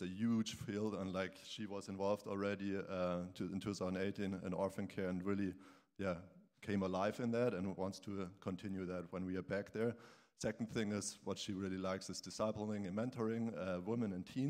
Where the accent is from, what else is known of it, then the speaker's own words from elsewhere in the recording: Germany; moved away as an adult; I came from Germany for half a year and served in Nigeria